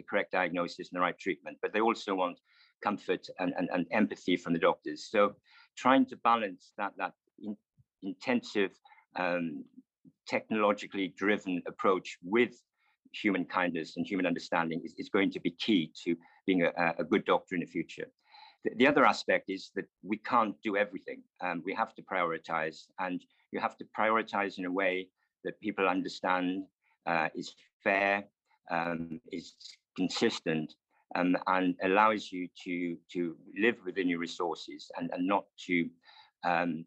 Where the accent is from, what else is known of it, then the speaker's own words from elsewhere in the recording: Wales, United Kingdom; moved away; being in a Welsh grammar school back in the 1970s